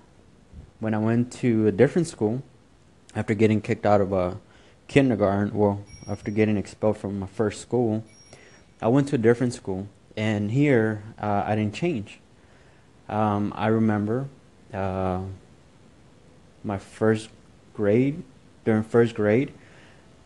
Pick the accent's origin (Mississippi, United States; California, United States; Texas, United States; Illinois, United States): Texas, United States; Houston; also born or lived in Mexico; I was born in Mexico, but was raised in Houston. I arrived in Houston at the age of 3.